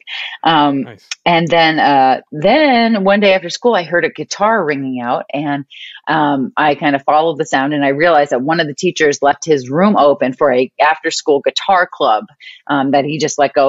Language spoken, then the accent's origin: English; outside of Boston, Massachusetts, United States; moved away as an adult; now in California, United States; Right outside of Boston. So Massachusetts.